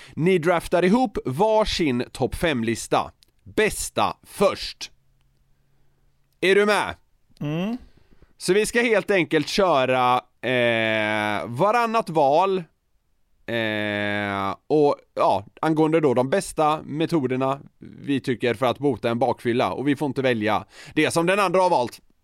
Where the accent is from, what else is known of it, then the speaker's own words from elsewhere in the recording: Gothenburg, Västra Götaland, Sweden; now in Stockholm, Sweden; där jag växte upp i södra Göteborg